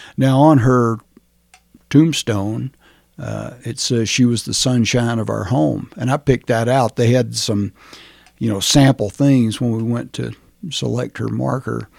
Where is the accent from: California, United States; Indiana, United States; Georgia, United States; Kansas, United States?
Georgia, United States; Rome; now in Chaffee County, Colorado, United States; I was born in Rome, Georgia, which at that time was a small town, probably still a small town